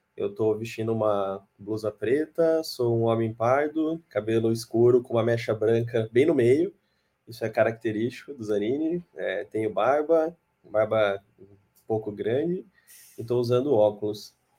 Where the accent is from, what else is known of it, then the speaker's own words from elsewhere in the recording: Brazil; accent: interior accent (caipira R); moved away; Eu sou do interior, é, meu sotaque não deixa mentir, né? Eu puxo o R mesmo, não tenho vergonha disso